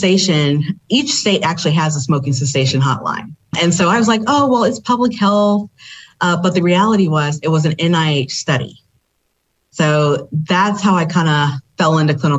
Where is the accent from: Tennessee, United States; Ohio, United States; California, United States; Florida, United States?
Tennessee, United States; Memphis; I'm actually originally from Memphis, Tennessee